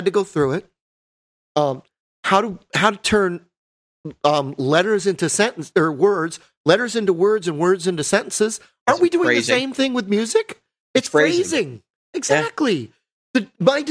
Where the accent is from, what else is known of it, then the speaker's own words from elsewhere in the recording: New York, United States; I'm from New York